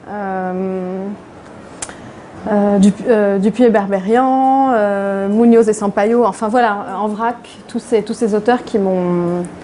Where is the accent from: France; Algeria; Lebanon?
Lebanon; Beirut, Beirut Governorate; moi je suis née à Beyrouth euh, pendant, pendant la guerre civile